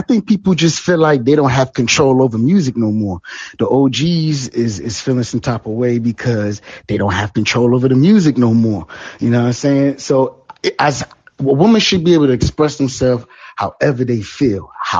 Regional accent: Jamaica; Yeah, there's, you know what, I'm Jamaican, so you know, I can't reveal all the secrets out here.

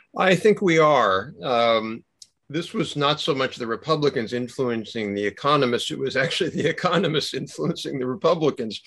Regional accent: United States; I'm proud of being an American

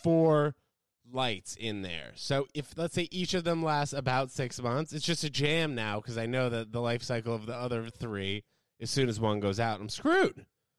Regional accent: United States; me being an American here

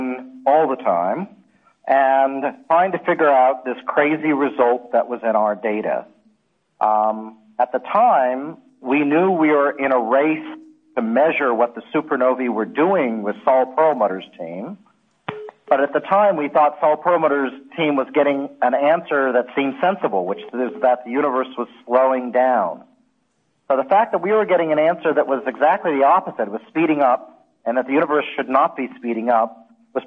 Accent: Alaska, United States; moved away; I grew up in Alaska

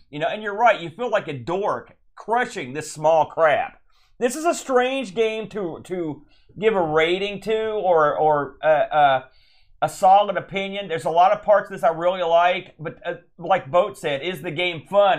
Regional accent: United States; I'm an American

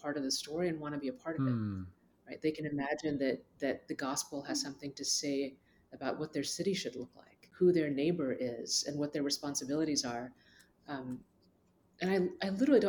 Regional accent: Dallas, Texas, United States; I'm from Dallas, born and raised, and my parents are from Asia, India

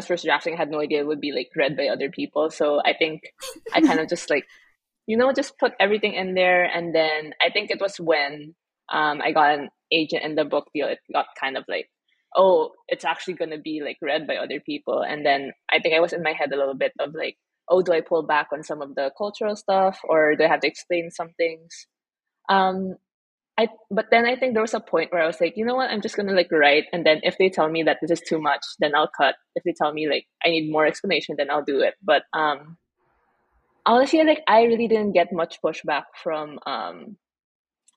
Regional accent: Philippines

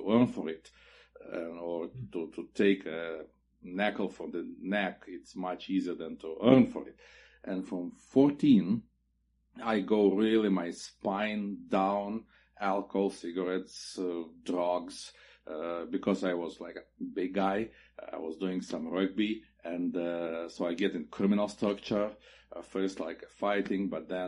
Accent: Chernivtsi, Chernivtsi Oblast, Ukraine; moved away as an adult; also born or lived in Bucharest, Romania / Kyiv, Ukraine / Chișinău, Moldova; now in Tempe, United States; I pioneered my first church in Chernivtsi, Ukraine. It's my hometown.

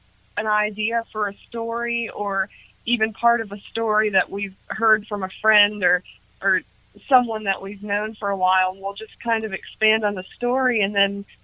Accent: Harrisburg, Pennsylvania, United States; I'm from Harrisburg, Pennsylvania

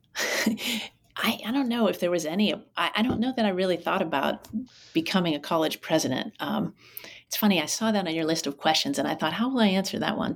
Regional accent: Pittsburgh, Pennsylvania, United States; moved away as an adult; also born or lived in Durham, North Carolina / Colorado Springs, Colorado / Philadelphia, Pennsylvania / Oakland, California; I grew up not too far from where you are now um, in uh, Pittsburgh, Pennsylvania, um, in the South Hills

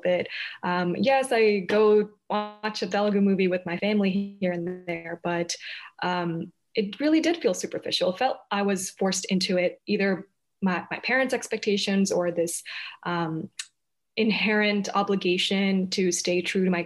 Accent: Columbia, South Carolina, United States; I was raised in Columbia, South Carolina, not a huge Indian population

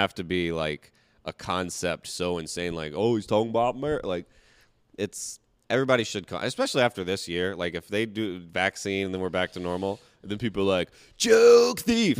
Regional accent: the South, United States; I'm from the South

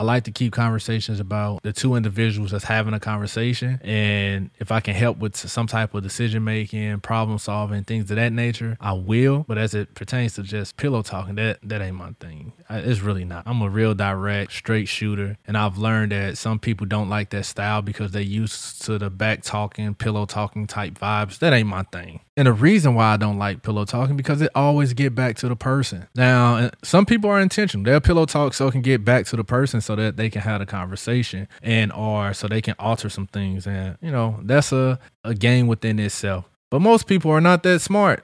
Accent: St. Louis, Missouri, United States; now in Central Florida, United States; my hometown in Saint Louis

